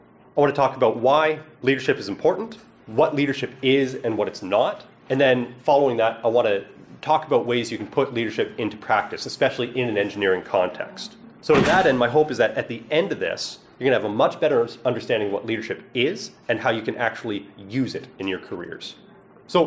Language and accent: English; East Coast of Canada, Atlantic Canada, Canada; I'm from the East Coast of Canada